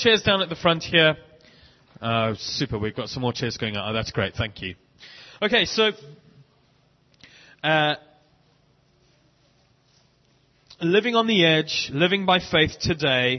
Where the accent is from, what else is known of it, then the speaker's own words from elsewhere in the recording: South Africa; moved away as an adult; also born or lived in Bishop's Stortford, United Kingdom; now in London, United Kingdom; We grew up in South Africa, got married in Cape Town in 1997, have lived in the UK ever since